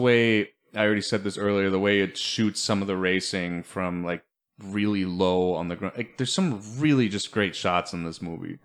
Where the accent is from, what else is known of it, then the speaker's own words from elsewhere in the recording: Germany; moved away; we grew up with him in Germany